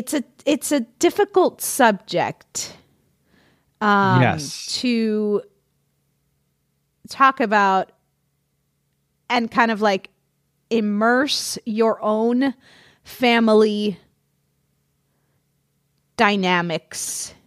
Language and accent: English; New York City, New York, United States; moved away as an adult; now in London, United Kingdom; So, my brother and I were born and brought up in New York City. He moved to Pennsylvania and then Florida as an adult, and I moved to London.